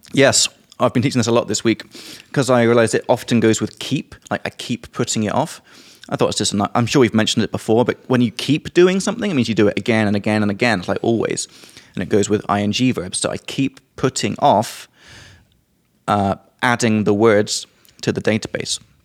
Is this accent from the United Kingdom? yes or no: yes; England, United Kingdom; from England